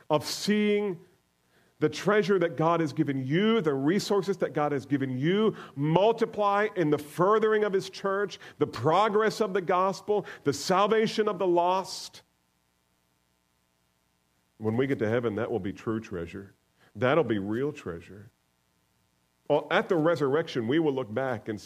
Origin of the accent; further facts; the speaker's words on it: the North, United States; I'm a Northerner.